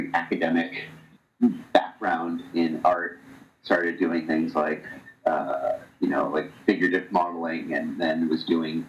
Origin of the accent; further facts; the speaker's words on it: Medfield, Massachusetts, United States; I grew up in the Boston area, a little town called Medfield